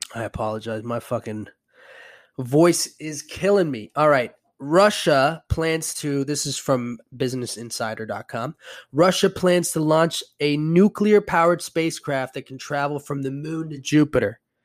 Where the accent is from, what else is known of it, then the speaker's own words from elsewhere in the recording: Puerto Rico; moved away; I'm from Puerto Rico